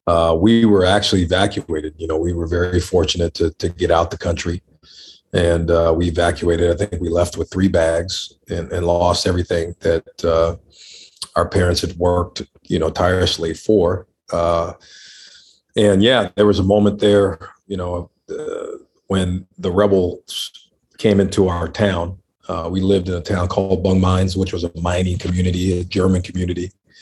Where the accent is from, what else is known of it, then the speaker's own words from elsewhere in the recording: Liberia; born there; Yeah, I was born in Liberia, West Africa. That's where my dad is from. My mom is from Montana. She's from the States.